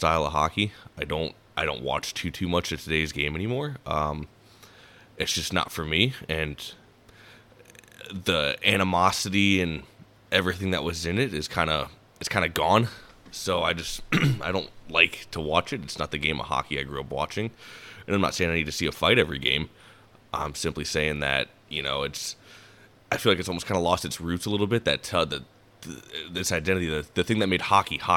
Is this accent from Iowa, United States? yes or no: yes; Davenport, Iowa, United States; I was born in 1996, and I was born in Davenport, Iowa, which is part of the Quad Cities.